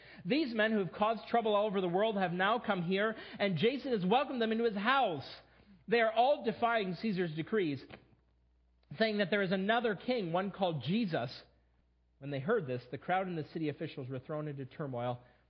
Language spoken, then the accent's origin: English; United States